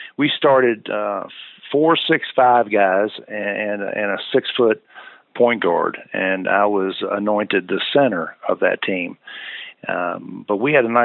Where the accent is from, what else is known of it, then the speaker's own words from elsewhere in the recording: Louisville, Kentucky, United States; my hometown of Louisville.